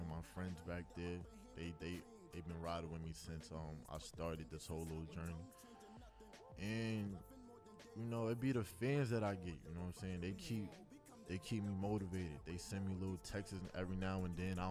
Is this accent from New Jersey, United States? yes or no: no; New York City, New York, United States; growing up in Brooklyn